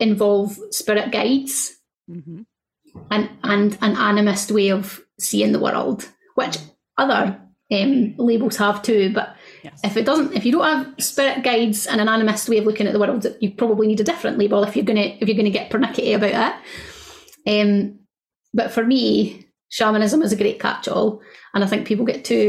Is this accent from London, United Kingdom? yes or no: no; Scotland, United Kingdom; I'm Scottish